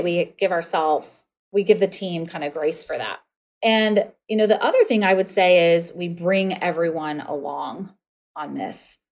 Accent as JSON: {"language": "English", "region": "north central Ohio", "country": "United States", "tie": "born or raised there", "moved": "yes", "said": "I grew up in a tiny town in north central Ohio of about five thousand about five thousand people"}